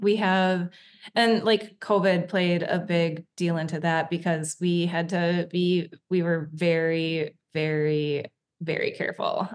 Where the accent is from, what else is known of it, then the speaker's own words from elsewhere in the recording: Wisconsin, United States; moved away as an adult; also born or lived in Colorado; now in Whidbey Island, United States; we are from Wisconsin originally. Okay. That's where we both grew up